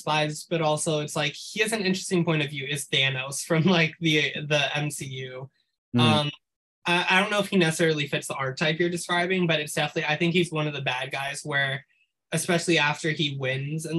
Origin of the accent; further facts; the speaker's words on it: New York City, New York, United States; I grew up in New York City